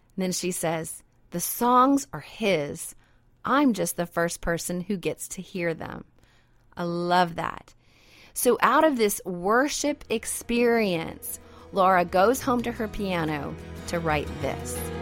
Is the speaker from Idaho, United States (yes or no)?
yes; Idaho, United States; now in Louisiana, United States; I'm originally from Idaho, so I'm a mountain girl myself.